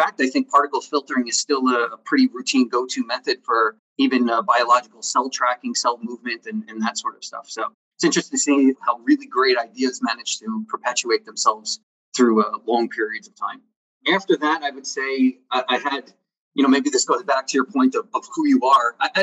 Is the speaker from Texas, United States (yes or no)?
no; East Meadow, New York, United States; I'm originally from New York. I'm from Long Island, in a nice place called East Meadow, which is very suburban. I grew up there